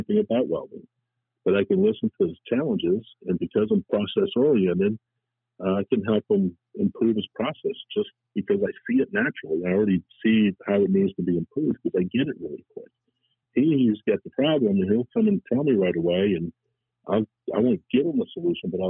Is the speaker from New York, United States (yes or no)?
no; New Orleans, Louisiana, United States; also born or lived in Colombia; I was born in Columbia, South America. My parents moved to New Orleans when I was 3 years of age